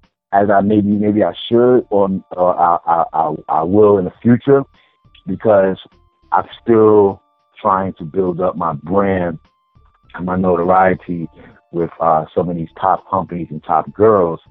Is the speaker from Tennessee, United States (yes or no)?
no; New York City, New York, United States; moved away; being a New Yorker and somebody from the East Coast, you know, we have that hustler, you know, mentality